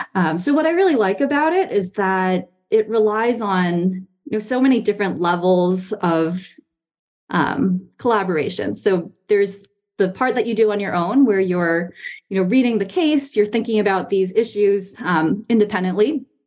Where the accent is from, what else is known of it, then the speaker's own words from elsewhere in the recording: Taiwan; moved away as an adult; also born or lived in New York, United States / northeastern United States / Boston, Massachusetts / Bay Area, California; now in Charlottesville, United States; I was born in New York, and my family kind of lived and a couple places around the northeast of the US uh, before we moved to Taiwan when I was seven, which is where my parents are originally from. It's where they still live now. Um, and I was there until the end of high school